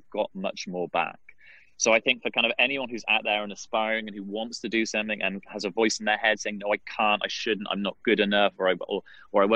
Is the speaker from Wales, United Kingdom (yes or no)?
yes; Wales, United Kingdom; accent: British; moved away as an adult; now in Washington, D.C., United States; I grew up in Wales, so we'd play a lot of rugby